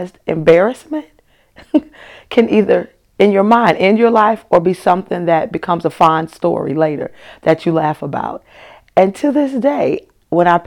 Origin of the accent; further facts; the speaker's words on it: Chicago, Illinois, United States; I grew up in Chicago